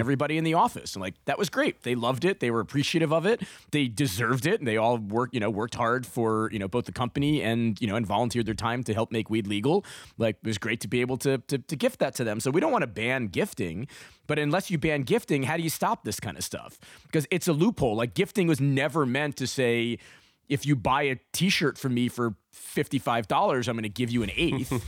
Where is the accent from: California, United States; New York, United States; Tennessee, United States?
New York, United States; New York City; I grew up in New York City